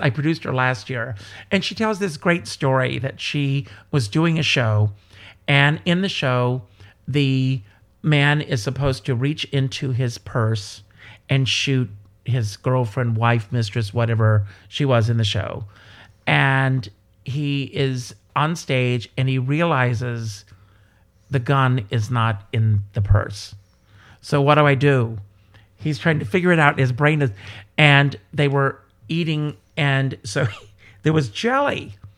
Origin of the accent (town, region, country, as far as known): South Carolina, United States; born or raised there; moved away